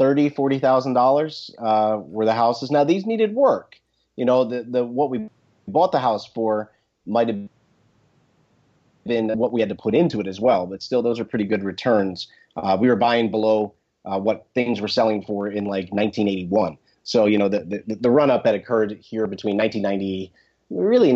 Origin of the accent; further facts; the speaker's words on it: New Jersey, United States; I grew up in North Jersey, just west of Wall Street